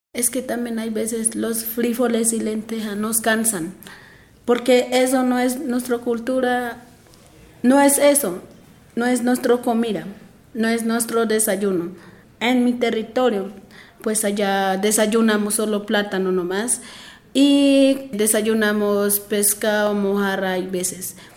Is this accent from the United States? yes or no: no; Bogotá, Colombia; Spanish is a second language; also born or lived in Chocó; yo terminé en bachillerato acá, mis estudios terminé acá, acá en Bogotá